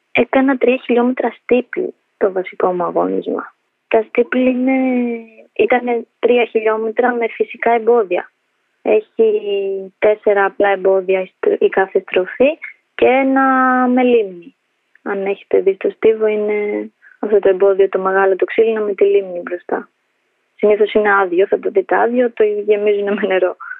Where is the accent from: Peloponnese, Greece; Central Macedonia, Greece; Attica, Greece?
Attica, Greece; Athens; also born or lived in Tirana, Albania; γεννήθηκα στην Αλβανία, τα Τύρανα. Ήρθαμε με τους γονείς μου στην Ελλάδα όταν ήμουν ενός. Μέναμε από πάντα Αθήνα, Ηλίσια